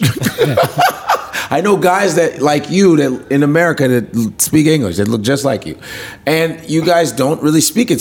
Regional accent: Chicago, Illinois, United States; now in New York City, United States; i grew up in chicago

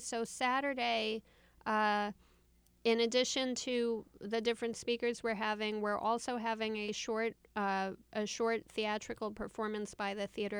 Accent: New York City, New York, United States; I grew up in Queens.

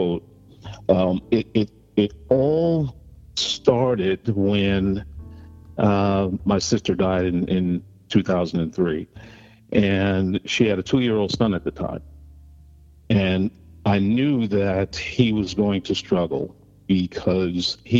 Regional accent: New York City, New York, United States; I grew up in Harlem, New York, and spent most of my time in the city of New York growing up as a young kid running the streets

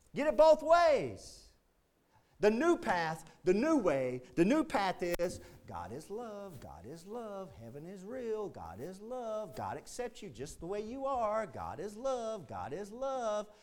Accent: Texas, United States; being a Texan

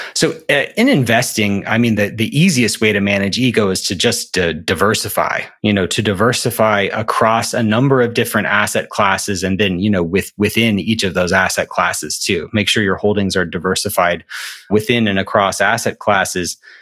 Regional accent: Alabama, United States; I'm from Alabama

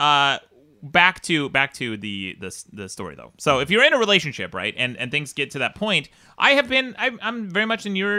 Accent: Utah, United States; I grew up in Utah in a very conservative family, in a very conservative culture.

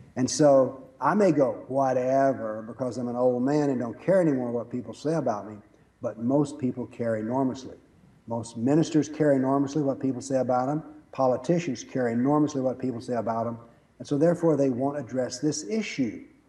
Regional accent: the South, United States; I was raised in the South

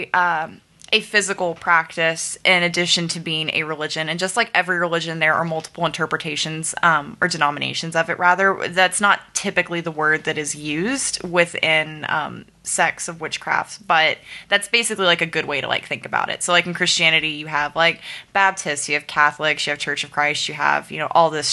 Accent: the Bible Belt, United States; I grew up in the Bible Belt.

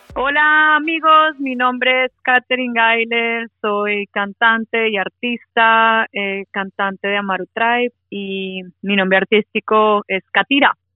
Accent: Bogotá, Colombia; now in Melbourne, Australia; Yo soy de Bogotá.

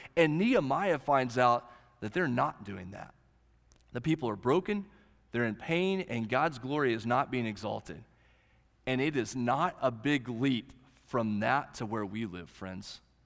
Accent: Southwest Oklahoma, United States; the little church I grew up in in Southwest Oklahoma

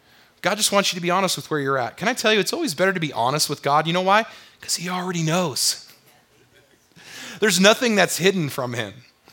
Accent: San Diego, California, United States; moved away as an adult; also born or lived in Wyoming / Texas; now in Utah, United States; I grew up in La Jolla, California, in San Diego

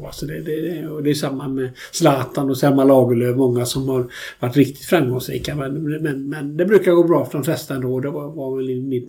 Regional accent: Alingsås, Västra Götaland, Sweden; also born or lived in United States; Jag växte upp i Alingsås

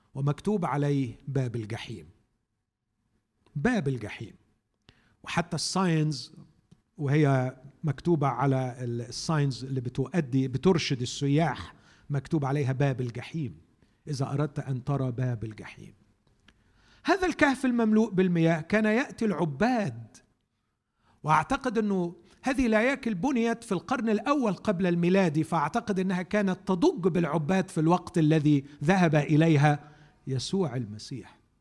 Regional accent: Egypt; عندنا في مصر

